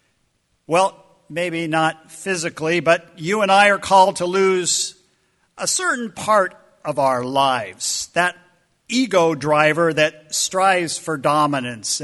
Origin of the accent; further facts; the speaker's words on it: United States; American followers of the way